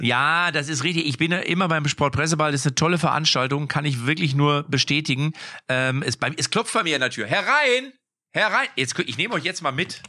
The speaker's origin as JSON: {"language": "German", "region": "North Rhine-Westphalia", "country": "Germany", "said": "ich komme ja aus Westfalen"}